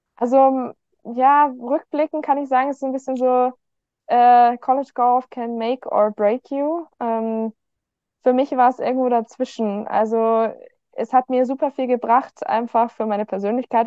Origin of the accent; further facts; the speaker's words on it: Garmisch-Partenkirchen, Bavaria, Germany; ich bin geboren, aufgewachsen in Garmisch-Partenkirchen, in Garmisch, um genau zu sein